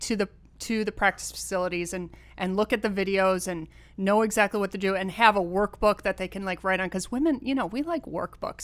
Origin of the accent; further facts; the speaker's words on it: Rochester, New York, United States; moved away; also born or lived in California; born and raised in Rochester, New York